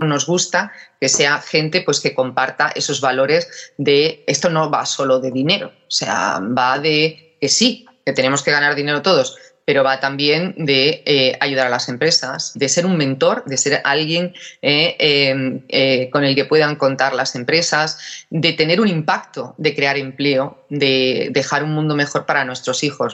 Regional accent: Málaga, Andalusia, Spain; moved away; also born or lived in Germany / England / United States; yo soy de Málaga

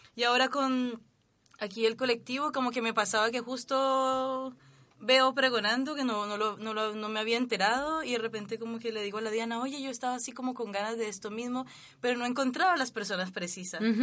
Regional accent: Cali, Valle del Cauca, Colombia; now in Chile; yo vengo de Cali también

